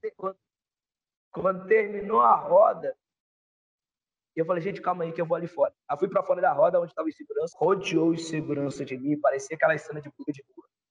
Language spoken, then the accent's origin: Portuguese; Espírito Santo, Brazil; moved away; Sou do Espírito